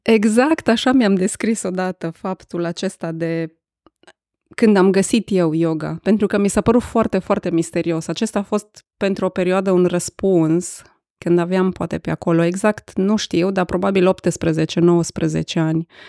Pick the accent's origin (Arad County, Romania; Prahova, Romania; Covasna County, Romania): Arad County, Romania; Arad; sunt născută și crescută în Arad